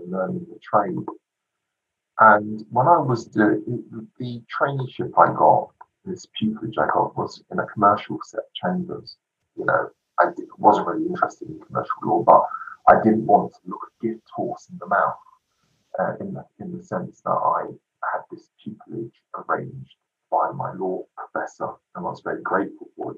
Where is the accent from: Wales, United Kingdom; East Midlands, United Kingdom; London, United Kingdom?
London, United Kingdom; I grew up in London on a very much a working class area